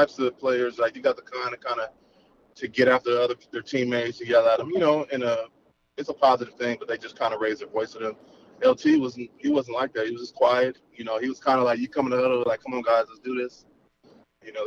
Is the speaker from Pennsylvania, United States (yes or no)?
no; Carson, California, United States; I grew up in Carson, majority of my life